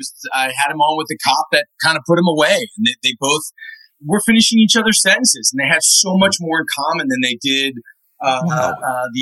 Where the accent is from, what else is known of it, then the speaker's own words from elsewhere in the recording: Washington, District of Columbia, United States; also born or lived in Moscow; I grew up in Washington, D.C.